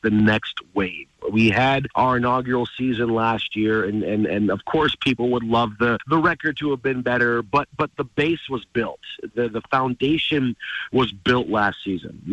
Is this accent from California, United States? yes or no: no; Detroit, Michigan, United States; I grew up in Detroit, which is hockey town